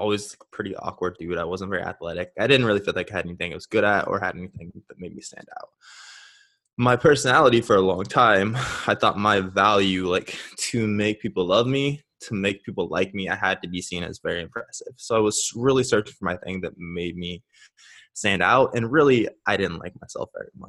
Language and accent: English; Nebraska, United States; now in Scottsdale, United States; I currently live in Scottsdale, Arizona. I'm originally from Nebraska.